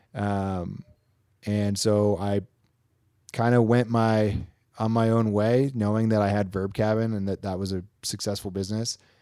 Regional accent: Queensbury, New York, United States; now in North Lake Tahoe, United States; I'm from the Queensbury, Lake George area.

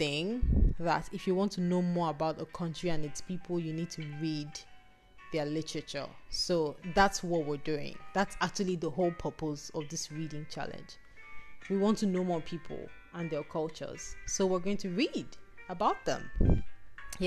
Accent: Nigeria; this part of the world, Nigeria. We grew up on American books

